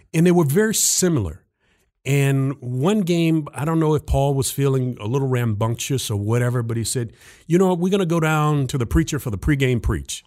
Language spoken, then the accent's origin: English; Jacksonville, Florida, United States; taught high school history back in my hometown of Jacksonville, Florida, at my high school